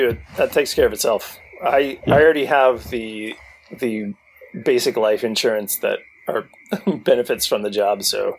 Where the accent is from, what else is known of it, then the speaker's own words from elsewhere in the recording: Cleveland, Oklahoma, United States; Hee-haw salutes my hometown of Cleveland, Oklahoma. Population 12,503.